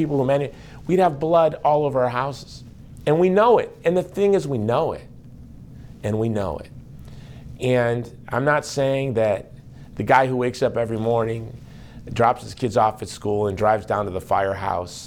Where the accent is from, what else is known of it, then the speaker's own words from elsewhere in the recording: United States; I am an American lay Catholic in the United States